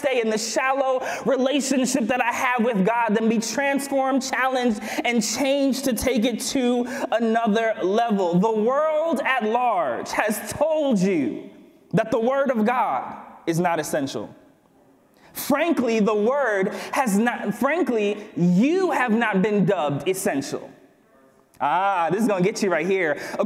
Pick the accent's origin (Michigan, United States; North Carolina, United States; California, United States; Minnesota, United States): Michigan, United States; Berrien Springs; I grew up here. Let me talk about my hometown.